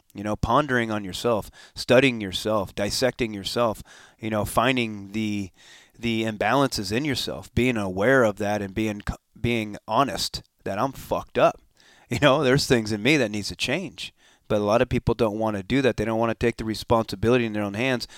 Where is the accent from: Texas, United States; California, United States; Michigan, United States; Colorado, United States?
California, United States; Escondido; also born or lived in Temecula, California / Encinitas, California; I was born and raised in Escondido.